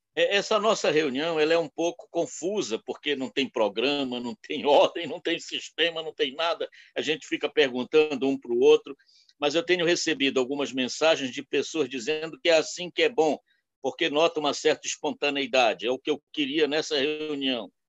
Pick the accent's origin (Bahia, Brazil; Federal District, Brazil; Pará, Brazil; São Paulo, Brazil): Pará, Brazil; Belém; moved away; also born or lived in Nova Friburgo, Rio de Janeiro; eu sou paraense, de Belém, mas passei anos em Friburgo.